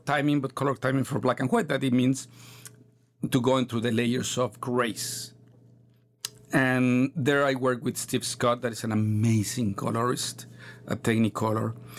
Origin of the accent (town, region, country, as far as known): Mexico; English is a second language